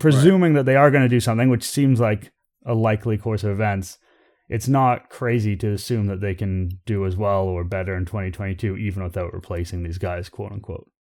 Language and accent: English; Toronto, Ontario, Canada; I'm born and raised in Toronto. I've lived here for all but four years of my life